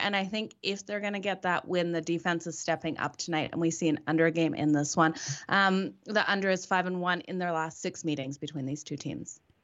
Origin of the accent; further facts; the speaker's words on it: Australia; I'm Australian born.